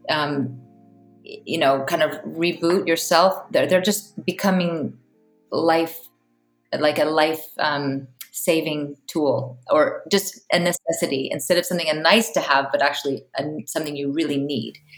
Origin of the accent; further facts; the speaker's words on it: Palo Alto, California, United States; now in Iceland; I'm originally from Palo Alto, California, but I live in Iceland